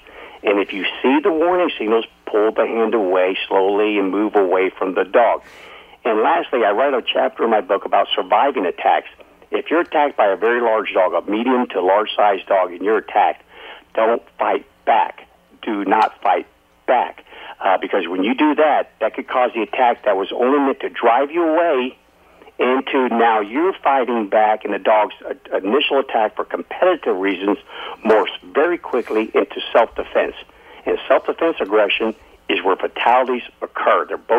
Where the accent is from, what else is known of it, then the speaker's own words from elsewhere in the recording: Alaska, United States; I've born and raised in Alaska.